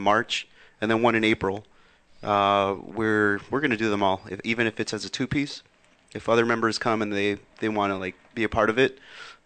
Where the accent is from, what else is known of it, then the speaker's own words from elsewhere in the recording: South Gate, California, United States; I grew up in Southgate